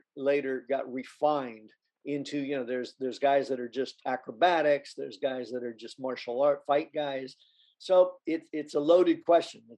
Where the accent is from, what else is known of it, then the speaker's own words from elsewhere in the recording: South Bay, Southern California, United States; I was born and raised in the South Bay in Southern California